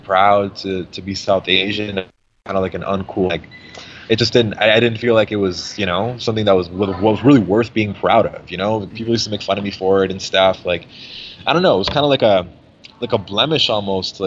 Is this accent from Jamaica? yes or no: no; Mississauga, Ontario, Canada; we were just like little kids growing up in Mississauga